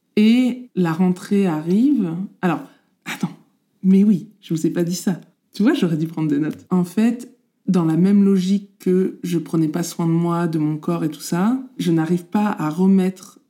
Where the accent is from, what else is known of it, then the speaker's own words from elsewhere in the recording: Normandy, France; On est originaires tous les deux de Normandie